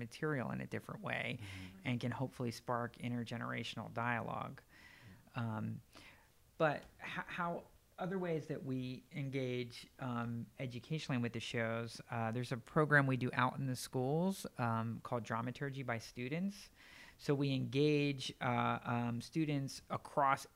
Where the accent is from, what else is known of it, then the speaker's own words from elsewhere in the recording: Northeast Pennsylvania, United States; I grew up in Northeast Pennsylvania for the most part, about an hour directly west of Manhattan